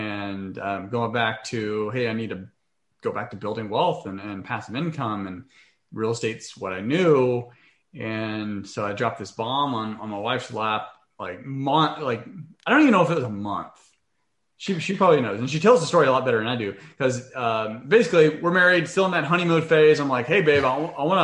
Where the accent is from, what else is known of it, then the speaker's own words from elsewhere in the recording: Waco, Texas, United States; moved away; in Waco, Texas. So that's my hometown.